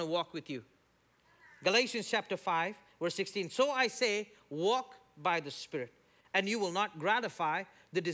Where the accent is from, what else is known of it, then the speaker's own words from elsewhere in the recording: India; now in United States; me as an Indian